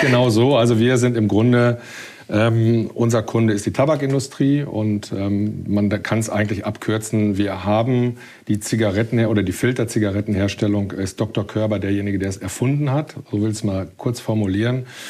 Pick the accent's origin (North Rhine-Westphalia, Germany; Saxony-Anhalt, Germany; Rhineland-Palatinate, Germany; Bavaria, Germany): North Rhine-Westphalia, Germany; Ruhr area; moved away as an adult; now in Hamburg, Germany; Also ich bin ähm, im Ruhrgebiet geboren. Ich bin ähm, groß geworden im Ruhrgebiet